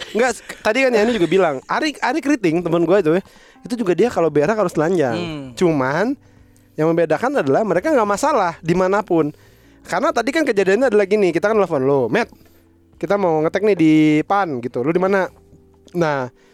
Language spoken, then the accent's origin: Indonesian; Indonesia; sebagai orang Indonesia